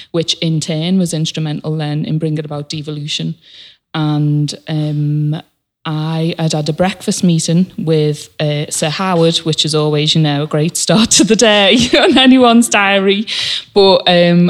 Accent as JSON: {"language": "English", "town": "Liverpool", "region": "North West England", "country": "United Kingdom", "said": "I am a Scouser"}